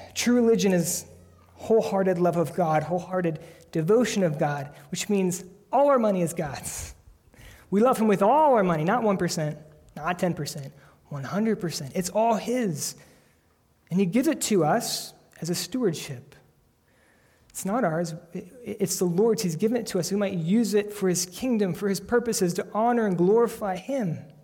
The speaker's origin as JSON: {"language": "English", "country": "United States", "said": "we are American Christians"}